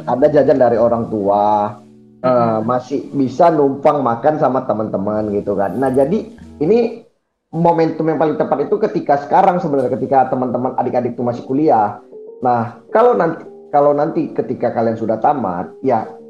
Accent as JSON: {"language": "Indonesian", "town": "Medan", "region": "North Sumatra", "country": "Indonesia", "moved": "yes", "said": "asal saya asalnya Medan"}